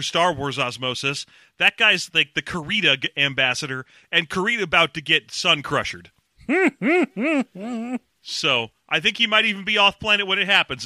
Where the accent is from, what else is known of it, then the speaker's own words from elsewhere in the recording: Los Angeles, California, United States; I grew up in Los Angeles